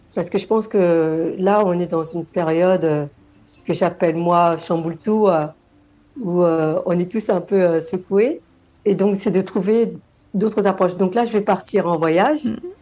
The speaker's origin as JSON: {"language": "French", "country": "Senegal", "moved": "yes", "said": "je viens du Sénégal"}